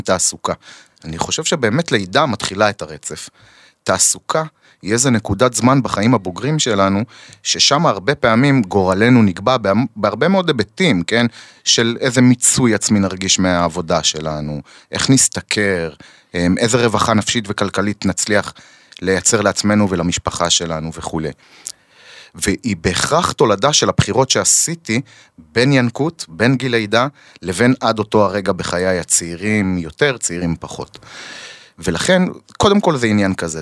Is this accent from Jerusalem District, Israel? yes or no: no; Kiryat Shmona, Northern District, Israel; אני נולדתי וגדלתי שם, mhm. וממשיך לגדל שם את הילדים שלי